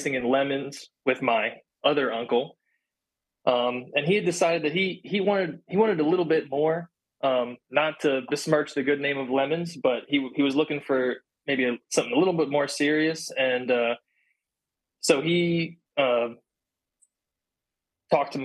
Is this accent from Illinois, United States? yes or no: no; Pennsylvania, United States; I'm from Pennsylvania